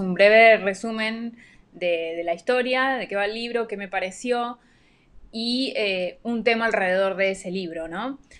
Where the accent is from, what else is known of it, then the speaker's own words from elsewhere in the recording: Argentina; now in Panama; soy oriunda de Argentina, pero vivo en Panamá